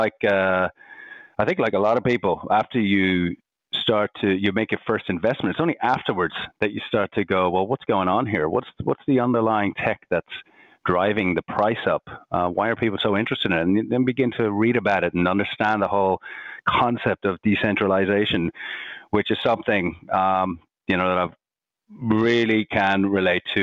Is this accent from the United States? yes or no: no; Ireland; accent: Irish; moved away as an adult; also born or lived in Bondi, Sydney, Australia; now in Sydney, Australia; I'm Irish, you can probably hear from my accent. Came out here 14 years ago